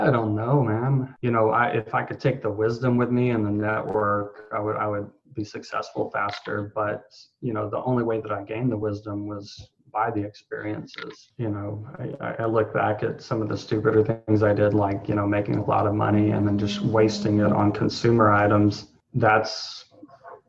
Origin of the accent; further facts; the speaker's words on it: Texas, United States; I grew up in Texas